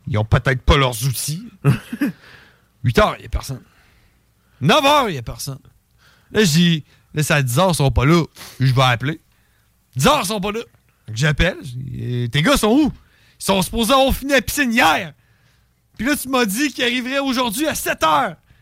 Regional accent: Canada; je suis né au Canada

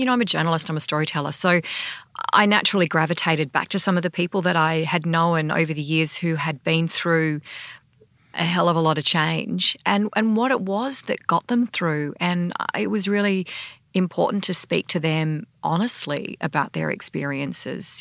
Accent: Sydney, New South Wales, Australia; I grew up in Sydney

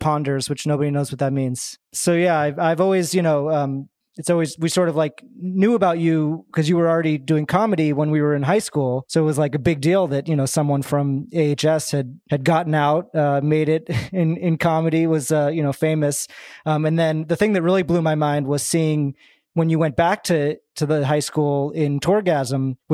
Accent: Arlington, Massachusetts, United States; we both went to the same high school in Arlington, Massachusetts

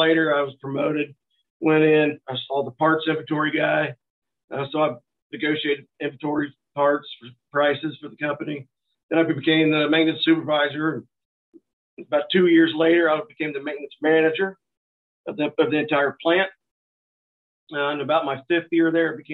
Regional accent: northeast Missouri, United States; now in St. Joseph, United States; I grew up here in Missouri on the northeast corner, opposite side of the state that I'm currently

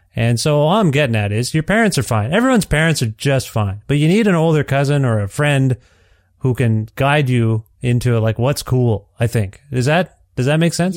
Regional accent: Ontario, Canada; moved away as an adult; now in Edmonton, Canada; I'm from Ontario. My family and I are from Ontario

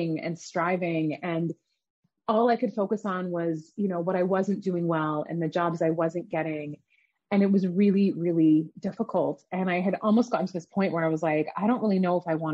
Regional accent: Canada; also born or lived in Iran; I grew up in Canada. My family immigrated there from Iran when I was really young.

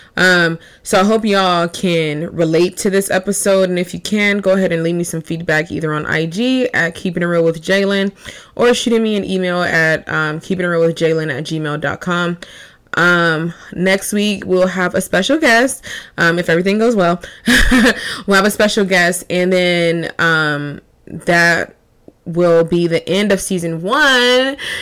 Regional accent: Long Beach, California, United States; Even though I didn't grow up in the San Fernando Valley area, I grew up in Long Beach

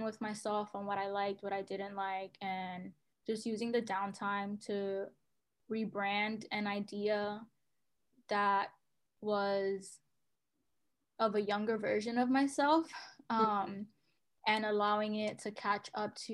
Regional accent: New York City, New York, United States; I grew up in New York City, have lived in the Bronx for, you know, most of my life, if not Harlem

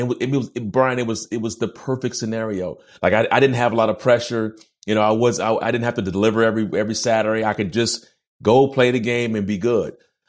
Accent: San Diego, California, United States; Mind you, I'm a California kid. I'm from San Diego, and it's just culturally, it was just totally different than what I was used to growing up.

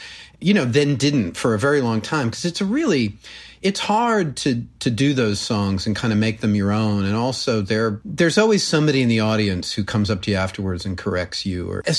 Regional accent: Connecticut, United States; I was born in Connecticut, raised there, grew up in a small town sort of near Mystic, Connecticut.

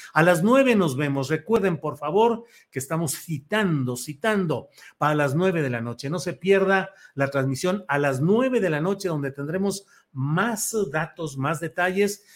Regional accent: Torreón, Coahuila, Mexico; moved away; also born or lived in Guadalajara; Yo nací en Torreón, Coahuila

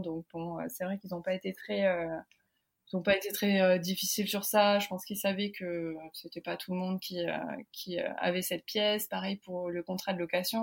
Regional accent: France; moved away as an adult; also born or lived in Oklahoma, United States; now in Houston, United States; la façon dont j'ai grandi en France

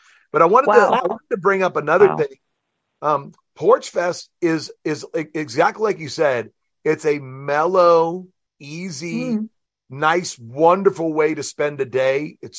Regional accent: New Orleans, Louisiana, United States; I was born and raised in New Orleans

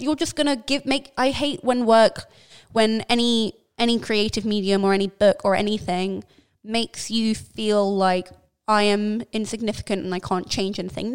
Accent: London, United Kingdom; being a Londoner

